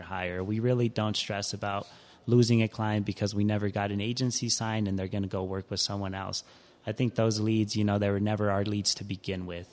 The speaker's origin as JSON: {"language": "English", "town": "Denver", "region": "Colorado", "country": "United States", "tie": "born or raised there", "also_born_or_lived": "Ciudad Juarez, Chihuahua, Mexico", "said": "I'm a Denver native, most will say. I've been here since I was five"}